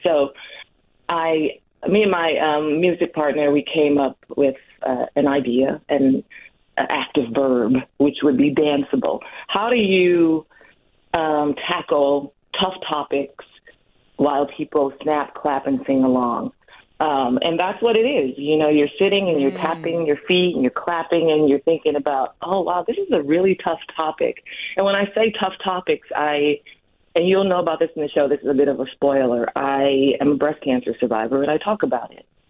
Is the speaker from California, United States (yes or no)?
no; Milwaukee, Wisconsin, United States; I was born in Milwaukee too.